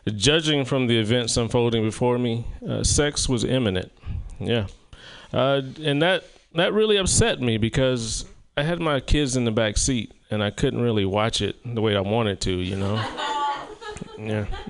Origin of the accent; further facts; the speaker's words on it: South Carolina, United States; moved away; my hometown of South Carolina